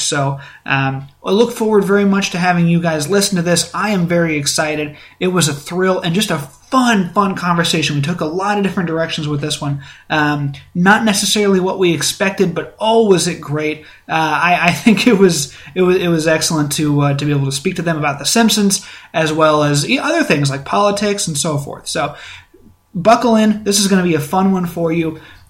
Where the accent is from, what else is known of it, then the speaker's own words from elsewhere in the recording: Iowa, United States; I am a cradle Iowan.